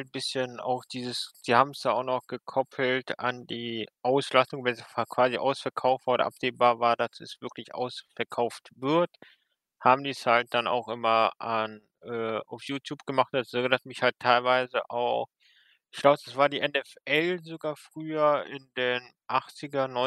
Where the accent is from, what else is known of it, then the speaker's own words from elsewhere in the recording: western Germany, Germany; Ich komme aus dem Westen der Republik.